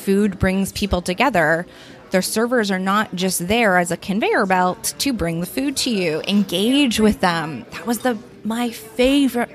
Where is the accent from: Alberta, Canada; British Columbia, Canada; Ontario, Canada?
British Columbia, Canada; Merville; I grew up in the Comox Valley, but I actually grew up in Merville